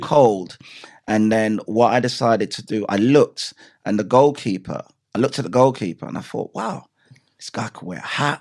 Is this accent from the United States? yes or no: no; Clarendon Parish, Jamaica; moved away; also born or lived in England; Growing up in Jamaica